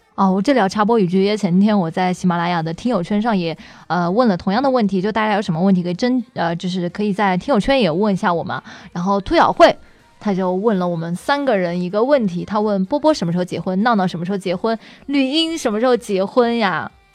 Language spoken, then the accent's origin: Chinese; Hubei, China; 我是湖北人